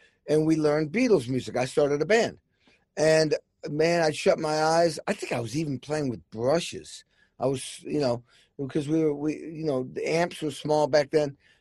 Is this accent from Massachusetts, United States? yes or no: yes; Massachusetts, United States; I grew up in Massachusetts